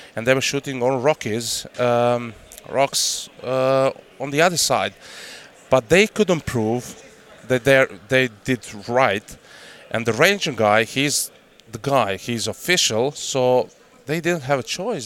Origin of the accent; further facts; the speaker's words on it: Croatia; English is a second language; moved away; I grew up in hunting family. You know, I'm fourth generation of hunters in my family, and uh, I grew up in Croatia.